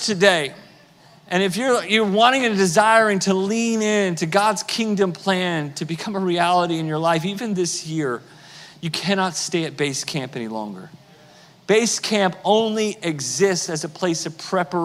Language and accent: English; United States; I'm American